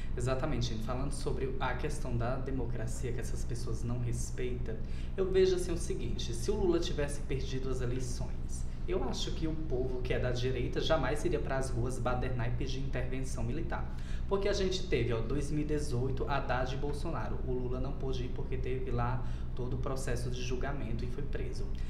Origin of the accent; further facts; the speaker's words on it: Uiraúna, Paraíba, Brazil; eu sou lá do Nordeste, inclusive sou de Uiraúna, na Paraíba